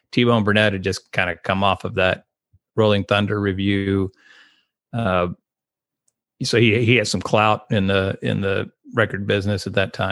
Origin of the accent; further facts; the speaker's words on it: Austin, Texas, United States; also born or lived in Corpus Christi / Mason / San Angelo; I was born in Austin, but I moved around and lived in Corpus Christi, Texas. I lived in Mason, Texas. I lived in San Angelo, Texas.